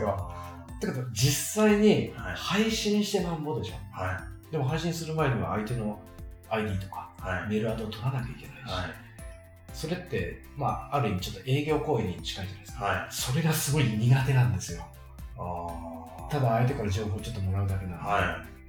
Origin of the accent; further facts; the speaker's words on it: Shizuoka, Japan; 僕、地元静岡の